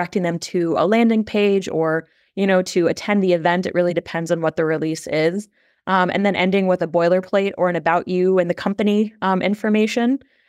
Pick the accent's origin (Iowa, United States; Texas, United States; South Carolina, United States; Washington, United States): Iowa, United States; Des Moines; like she said, I'm from Des Moines, Iowa, and work on a PR and content strategy team.